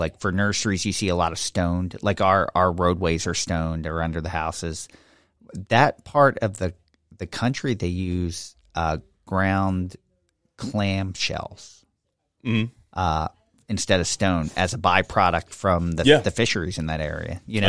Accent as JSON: {"language": "English", "country": "Poland", "tie": "born or raised there", "moved": "yes", "said": "saying growing up in Poland, like, you didn't waste anything."}